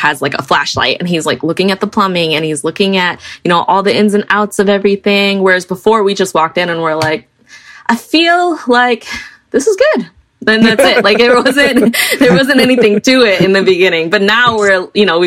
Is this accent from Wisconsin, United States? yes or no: yes; Milwaukee, Wisconsin, United States; also born or lived in Franklin, Wisconsin; So we grew up in Milwaukee. Milwaukee's our home